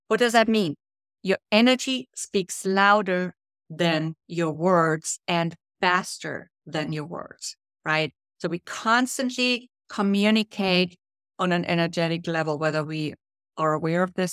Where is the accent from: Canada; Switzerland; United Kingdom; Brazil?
Brazil; now in New York City, United States; when I came from Brazil up to New York City, I didn't really feel confident.